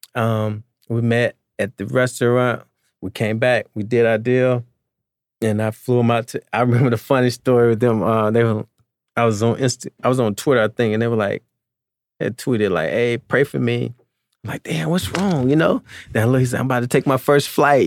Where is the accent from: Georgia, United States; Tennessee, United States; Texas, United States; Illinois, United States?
Georgia, United States; Albany; I'm a kid from Albany, Georgia